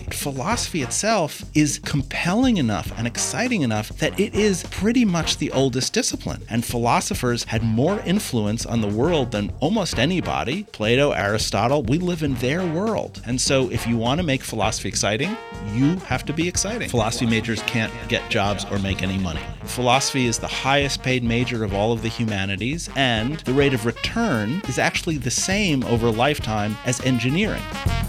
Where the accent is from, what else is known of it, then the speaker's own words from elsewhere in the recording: New York City, New York, United States; now in North Dakota, United States; I was born and raised in Manhattan on the edge of a neighborhood that most people would know as Spanish Harlem. I ended up in North Dakota because they offered me a job.